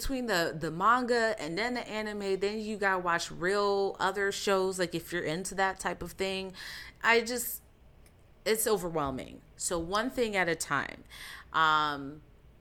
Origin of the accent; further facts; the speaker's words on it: Jamaica; I'm Jamaican